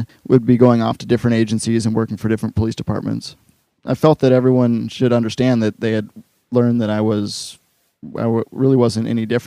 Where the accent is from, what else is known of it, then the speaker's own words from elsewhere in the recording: Wisconsin, United States; growing up in Wisconsin